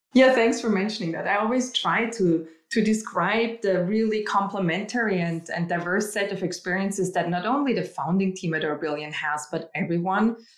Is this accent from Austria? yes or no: yes; Austria; moved away; I'm originally from Austria